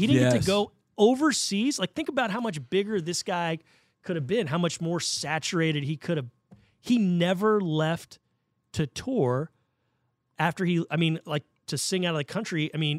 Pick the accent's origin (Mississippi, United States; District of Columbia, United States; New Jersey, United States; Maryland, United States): Maryland, United States; I was born in Maryland.